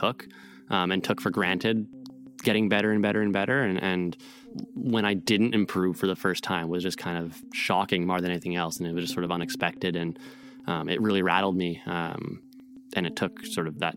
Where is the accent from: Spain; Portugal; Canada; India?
Canada; I'm a Canadian race walker.